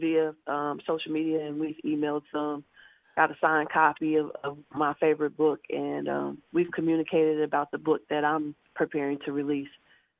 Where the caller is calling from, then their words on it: Columbus, Georgia, United States; I am calling from Columbus, Georgia.